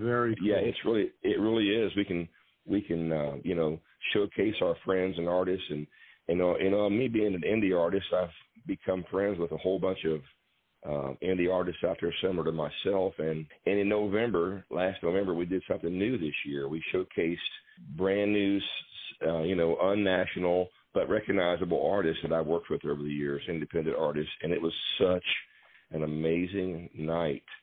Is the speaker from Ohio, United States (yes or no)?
yes; Waynesville, Ohio, United States; I'm from Waynesville, Ohio